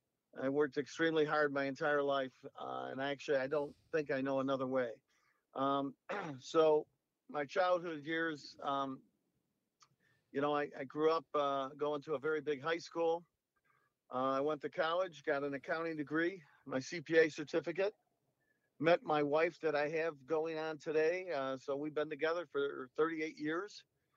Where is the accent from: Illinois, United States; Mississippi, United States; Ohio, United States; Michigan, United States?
Illinois, United States; Chicago; Well, you know, my childhood years were mainly in the south side of Chicago. My dad was a bricklayer for a good part of his life.